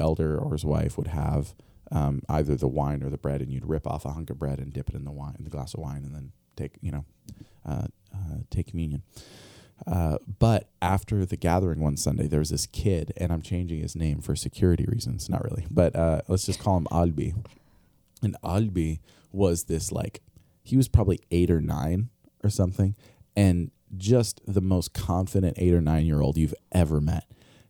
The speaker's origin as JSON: {"language": "English", "country": "Albania", "tie": "born or raised there", "said": "I grew up overseas in Albania. My parents were missionaries there, Eastern Europe."}